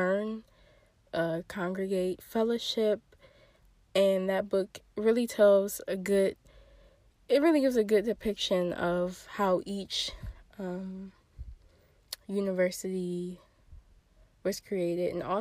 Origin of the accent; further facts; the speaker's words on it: Michigan, United States; go to a school in Michigan, in my home state